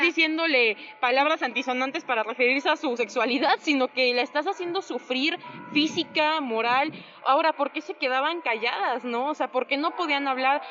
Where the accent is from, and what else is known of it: Mexico